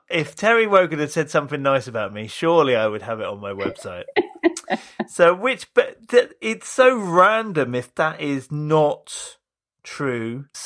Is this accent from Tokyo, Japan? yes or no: yes; Tokyo, Japan; Yes, I am from Tokyo.